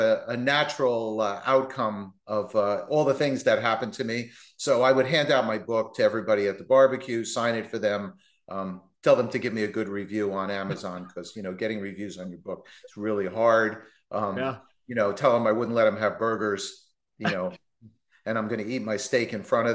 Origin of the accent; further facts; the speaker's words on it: New Jersey, United States; moved away; I'm a Yankee from New Jersey. You know, I grew up born, bred, raised my five kids in New Jersey